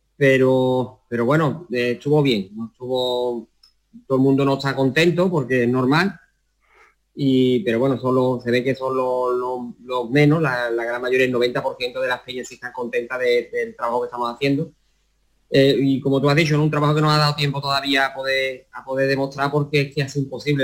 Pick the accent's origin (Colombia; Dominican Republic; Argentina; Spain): Spain; Utrera, Andalusia; aquí en mi pueblo que el ayuntamiento de Utrera apoya mucho al flamenco